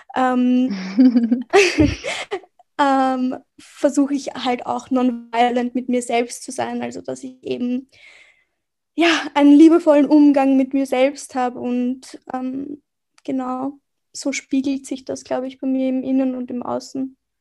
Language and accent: German; Vienna, Austria; Ich bin aus Wien, also ich bin in Wien geboren und aufgewachsen